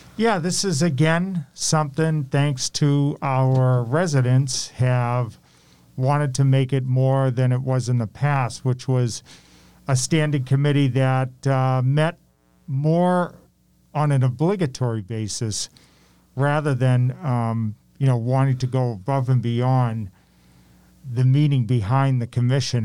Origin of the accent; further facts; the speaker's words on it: Malden, Massachusetts, United States; Malden High School that I knew I wanted to be mayor of my hometown one day